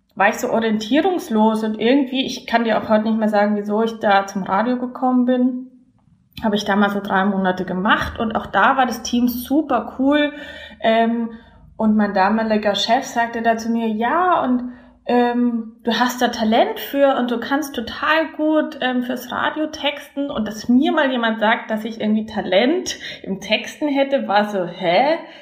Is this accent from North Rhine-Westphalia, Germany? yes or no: no; Landshut, Bavaria, Germany; moved away as an adult; also born or lived in Berlin / Sankt Pölten, Austria; ich komme aus der Nähe von München, das hört man mir sicherlich auch an. Ich komme aus der Stadt Landshut